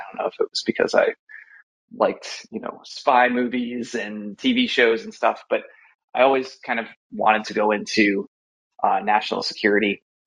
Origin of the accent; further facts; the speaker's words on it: Maumee, Ohio, United States; also born or lived in Columbus, Ohio; grew up uh, in Ohio, actually, outside of Toledo, a small su- suburb called Maumee